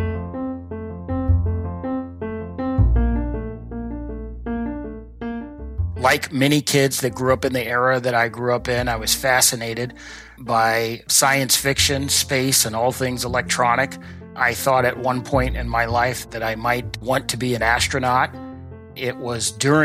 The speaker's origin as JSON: {"language": "English", "town": "Washington", "region": "District of Columbia", "country": "United States", "tie": "born or raised there", "said": "as a young African-American boy growing up in Southeast Washington, D.C."}